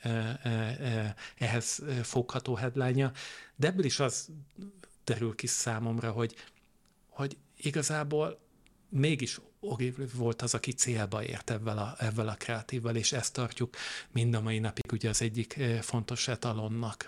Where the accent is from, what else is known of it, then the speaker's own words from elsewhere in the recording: Veszprém, Veszprém County, Hungary; én egy ilyen kövér és boldog kisfiú voltam Veszprémben, ott, ott töltöttem a gyermekkoromat